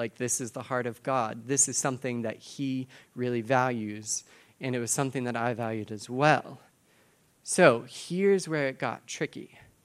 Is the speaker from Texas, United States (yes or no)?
yes; Texas, United States; now in Boston, United States; I'm from Texas originally